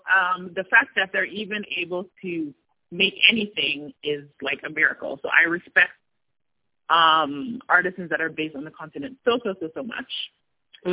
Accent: New Jersey, United States; moved away as an adult; now in Tunisia; I'm from New Jersey, born in New Jersey uh, to a Ghanaian father and an Ivorian mother, um, and grew up in the States most of my life

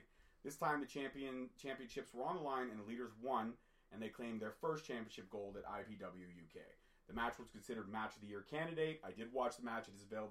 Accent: Toronto, Ontario, Canada; I was born in Toronto, Ontario, Canada, but my dad is Scottish.

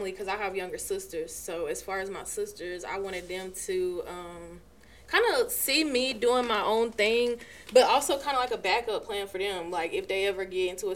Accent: Burlington, North Carolina, United States; I'm from Burlington, North Carolina, so familiar place

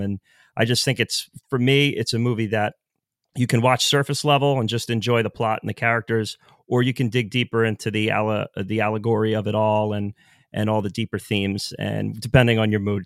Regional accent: New York, United States; Born and raised in New York

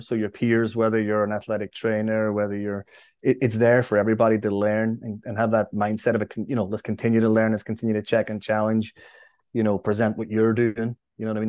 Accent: Derry, Northern Ireland, United Kingdom; now in New York, United States; Derry was a great place to grow up.

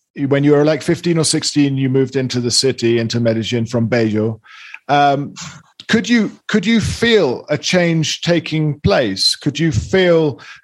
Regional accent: England, United Kingdom; I'm from England

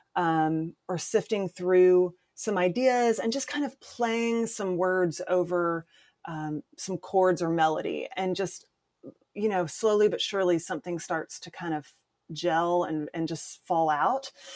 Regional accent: Columbia, South Carolina, United States; moved away as an adult; now in Nashville, United States; I started doing community theater in my hometown, Columbia, South Carolina

